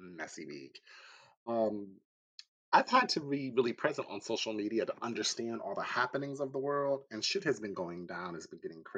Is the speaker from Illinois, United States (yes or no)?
no; Atlantic City, New Jersey, United States; I grew up in Atlantic City, New Jersey